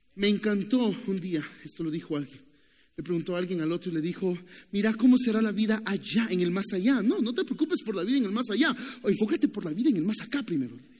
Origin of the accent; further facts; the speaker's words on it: Nicaragua; moved away; also born or lived in Costa Rica; soy de Nicaragua